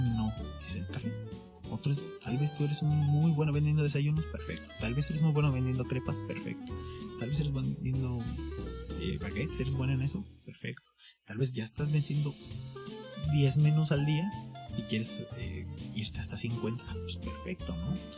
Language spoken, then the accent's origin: Spanish; Mexico; como mexicano